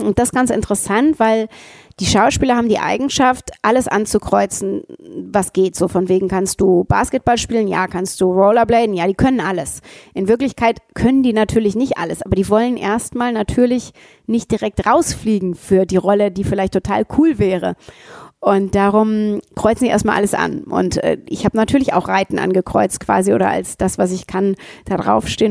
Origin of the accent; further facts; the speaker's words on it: Ruhr area, North Rhine-Westphalia, Germany; Ich komme auch aus dem Ruhrgebiet